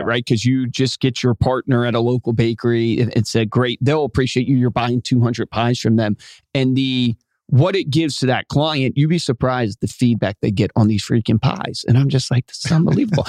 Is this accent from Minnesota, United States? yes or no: no; Virginia, United States; where I grew up in Virginia